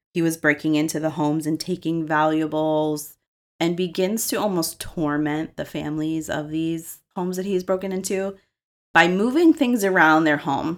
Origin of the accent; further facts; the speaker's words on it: Massachusetts, United States; I'm from Massachusetts